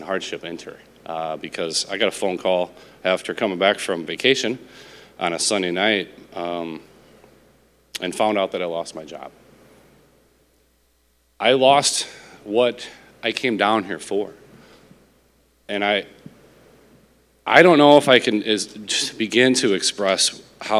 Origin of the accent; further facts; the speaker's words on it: Illinois, United States; moved away as an adult; also born or lived in Nevada; now in Sylvania, United States; We grew up in Illinois.